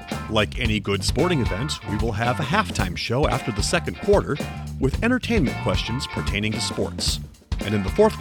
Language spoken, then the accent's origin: English; Minnesota, United States; I'm from Minnesota